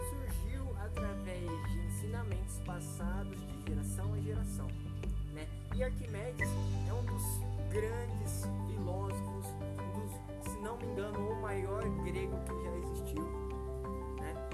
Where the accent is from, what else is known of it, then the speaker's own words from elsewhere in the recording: São Paulo, Brazil; now in Panorama, Brazil; eu sou daqui de Panorama, mas a minha cidade natal é São Paulo.